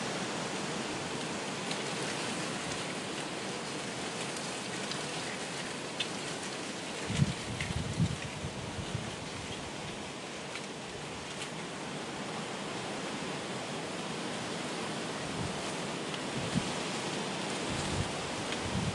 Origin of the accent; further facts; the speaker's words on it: United Kingdom; accent: British; the Britishness of my accent.